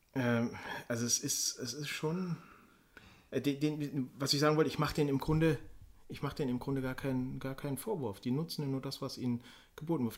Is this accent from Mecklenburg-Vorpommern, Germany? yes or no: no; Black Forest, Baden-Württemberg, Germany; moved away; In meiner Heimat im Schwarzwald